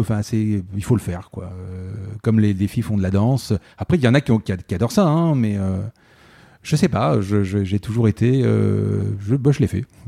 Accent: Marseille, Provence-Alpes-Côte d'Azur, France; Je suis né à Marseille et j'ai grandi, et puis j'y suis euh, depuis euh, quand même quelques années.

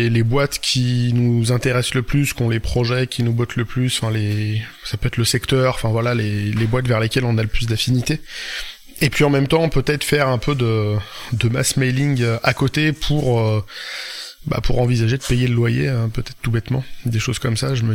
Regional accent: Brittany, France; euh, je suis bretonne.

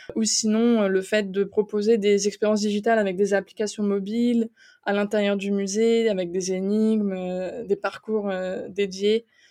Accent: eastern France, France; moved away as an adult; also born or lived in Strasbourg; now in Luxembourg; je suis originaire de l'Est de la France

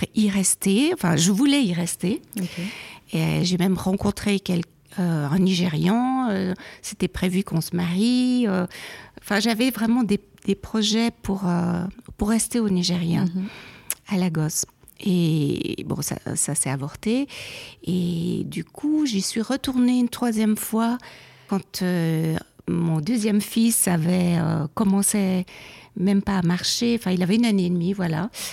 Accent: Neuchâtel, Switzerland; also born or lived in Geneva; je suis née à Genève, mais après, on est parti après la mort de ma mère à Neuchâtel. Donc j'ai fait toute ma scolarité à Neuchâtel

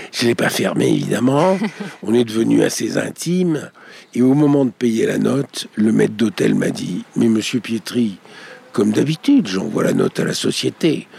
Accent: Marseille, Provence-Alpes-Côte d'Azur, France; also born or lived in Corsica; je suis corse et marseillais

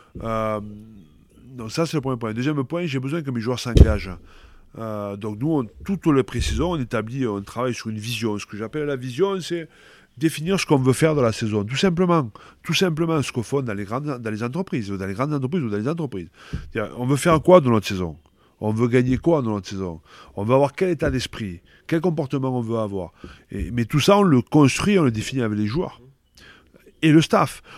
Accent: Pépieux, Occitania, France; also born or lived in Castres / Carcassonne; now in Bordeaux, France; c'est chez moi, à Pépieux, euh, là où j'ai passé toute mon enfance

